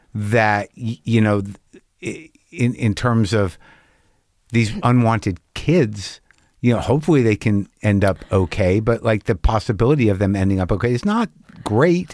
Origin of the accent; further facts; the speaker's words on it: New Mexico, United States; I grew up in New Mexico